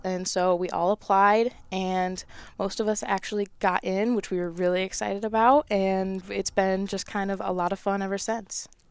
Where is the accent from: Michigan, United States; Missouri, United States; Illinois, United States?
Michigan, United States; my home state